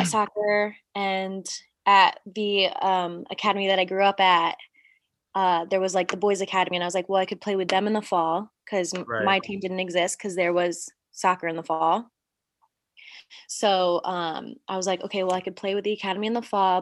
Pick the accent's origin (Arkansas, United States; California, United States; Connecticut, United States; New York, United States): Connecticut, United States; Coventry; moved away as an adult; also born or lived in Chattanooga, Tennessee; now in Eindhoven, Netherlands; I grew up in Coventry, Connecticut, lived there my entire life